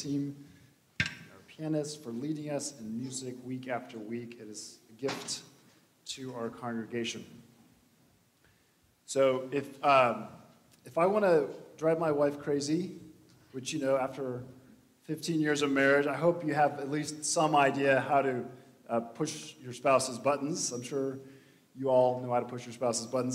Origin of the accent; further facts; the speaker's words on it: Missouri, United States; I'm from Missouri. I'm from the Show Me State